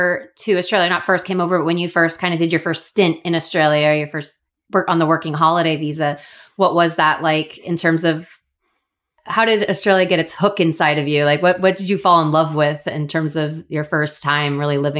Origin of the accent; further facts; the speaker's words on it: Florida, United States; moved away as an adult; also born or lived in Sydney; I'm from Florida and it's also beautiful weather, but it rains a lot.